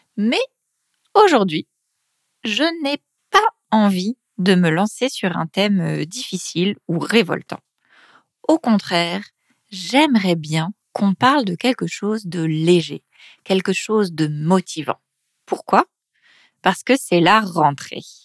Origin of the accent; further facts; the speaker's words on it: Paris, Île-de-France, France; accent: Paris region; je viens de Paris, de région parisienne